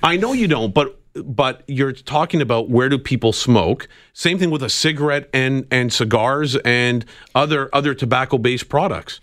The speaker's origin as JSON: {"language": "English", "country": "Canada", "said": "as a Canadian traveling to the U K"}